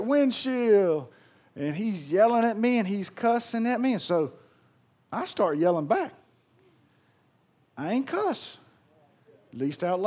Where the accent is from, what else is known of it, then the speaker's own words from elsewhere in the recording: Pearl, Mississippi, United States; I'm from Pearl